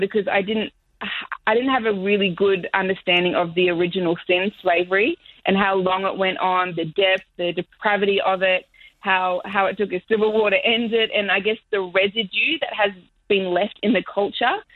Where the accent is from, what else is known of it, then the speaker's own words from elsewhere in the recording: Australia; moved away as an adult; now in Miami, United States; I am white Australian